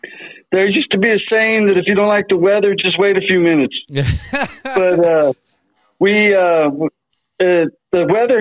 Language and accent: English; Denver, Colorado, United States; I grew up here in Denver, Colorado, 5280-303.